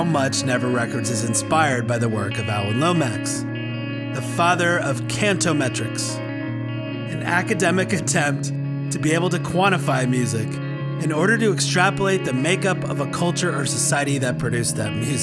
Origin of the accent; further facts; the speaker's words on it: Washington, District of Columbia, United States; Growing up in Washington, D.C.